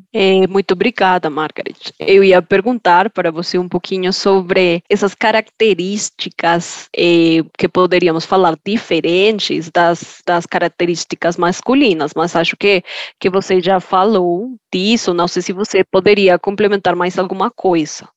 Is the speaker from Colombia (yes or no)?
yes; Colombia; Portuguese is a second language; moved away; você já percebeu pelo meu sotaque que eu não sou do Brasil. Algumas pessoas acham que eu sou de Portugal, mas na verdade estou aqui do lado, sou da Colômbia uma colombiana